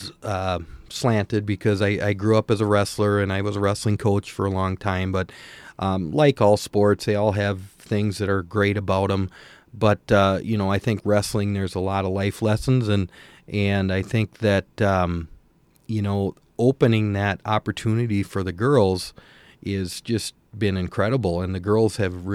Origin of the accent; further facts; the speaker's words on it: Staples, Minnesota, United States; growing up in Staples and watching Lynn's teams and stuff over there